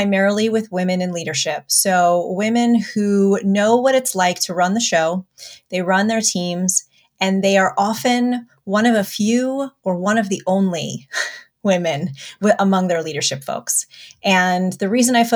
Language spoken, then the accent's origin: English; United States; also born or lived in New York City; I'm the first generation Armenian, born in the States.